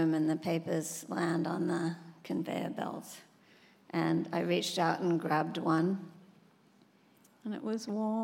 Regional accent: Sydney, New South Wales, Australia; my dad worked as a proofreader on the local paper in my hometown, Sydney, Australia.

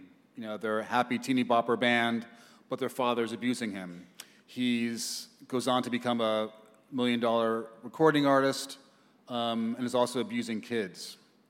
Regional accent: New York, United States; I grew up in New York. It's a very noisy place

